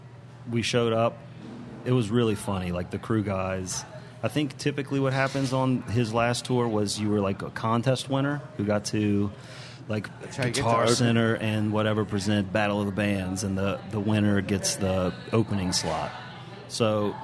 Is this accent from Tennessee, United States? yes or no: no; Houma, Louisiana, United States; I grew up in Houma, Louisiana